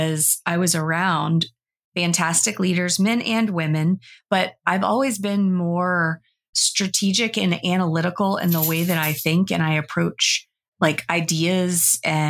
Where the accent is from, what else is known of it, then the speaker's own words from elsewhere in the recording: the South, United States; I was like a teenager and I was growing up in the South